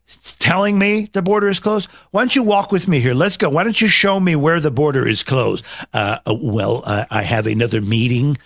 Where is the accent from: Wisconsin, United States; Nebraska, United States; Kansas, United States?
Nebraska, United States; I was raised in Nebraska